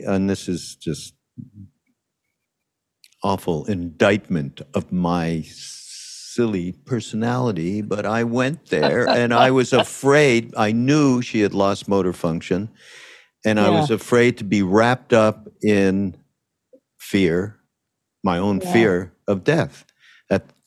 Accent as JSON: {"language": "English", "town": "Montreal", "region": "Quebec", "country": "Canada", "said": "I'm from Montreal, so I spoke French."}